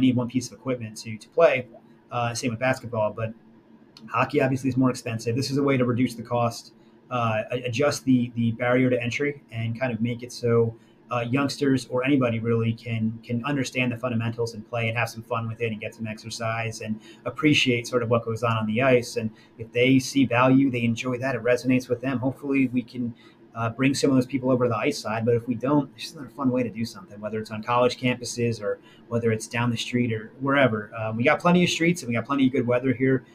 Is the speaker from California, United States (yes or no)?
no; New Jersey, United States; now in North Carolina, United States; where I grew up in Jersey